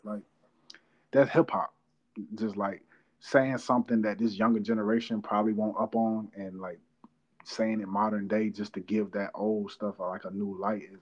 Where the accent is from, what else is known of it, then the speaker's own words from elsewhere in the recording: North Carolina, United States; I'm from North Carolina